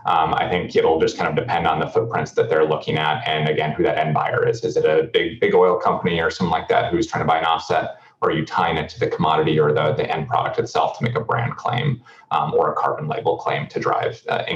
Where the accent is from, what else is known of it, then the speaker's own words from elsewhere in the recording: North Dakota, United States; I come from North Dakota.